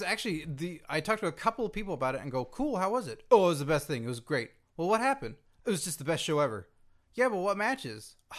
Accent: Carrollton, Texas, United States; fellow Texan myself

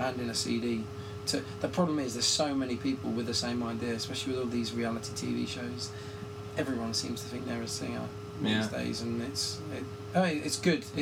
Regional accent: England, United Kingdom; accent: English; my English accent

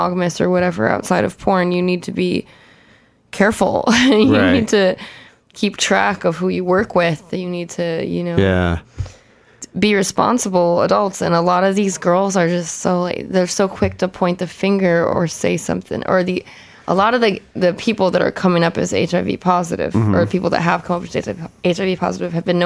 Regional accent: Chicago, Illinois, United States; now in Los Angeles, United States; I'm from Chicago

